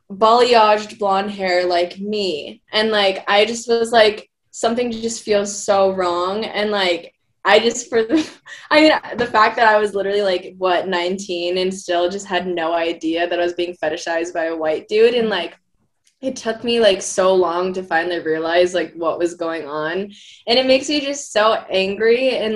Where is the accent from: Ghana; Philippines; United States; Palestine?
Philippines; I mean, I'm Filipino. I like get darker also in the summers